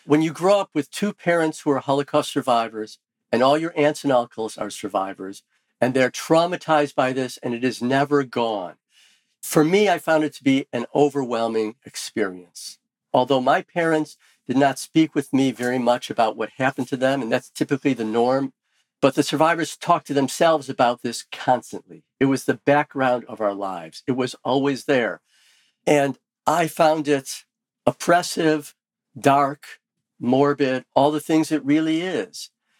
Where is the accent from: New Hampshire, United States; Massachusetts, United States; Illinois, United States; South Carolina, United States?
Illinois, United States; Skokie; friends who I grew up with in Skokie